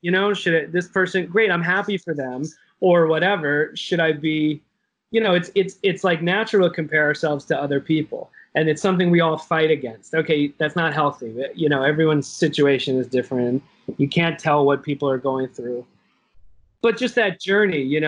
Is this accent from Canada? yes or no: no; Wilmington, North Carolina, United States; moved away; where I grew up in Wilmington, North Carolina